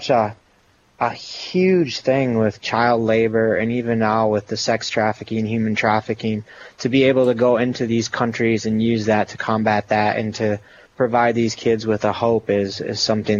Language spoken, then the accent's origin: English; Rochester, Minnesota, United States; I was born and raised in Rochester, Minnesota